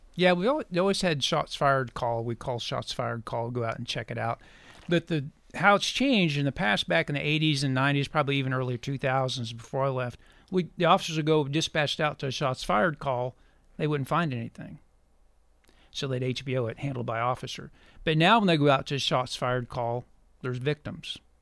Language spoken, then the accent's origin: English; Cassville, Missouri, United States; also born or lived in McDonald County, Missouri / Springfield, Missouri; I am a native of Missouri, uh, raised on a farm in Southwest Missouri, McDonald County. We later moved to Berry County, graduate of Cassville High School